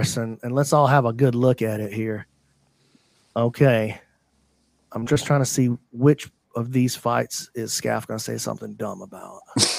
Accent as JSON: {"language": "English", "country": "United States", "said": "I'm from Lawrence County."}